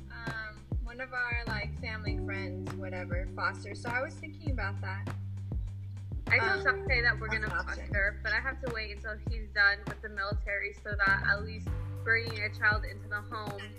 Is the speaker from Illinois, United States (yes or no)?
no; Hawaii, United States; moved away; also born or lived in Arizona; we found out we were from Hawaii.